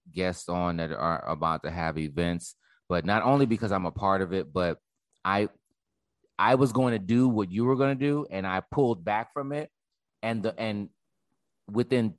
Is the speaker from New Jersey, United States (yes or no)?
yes; New Jersey, United States; I'm from Jersey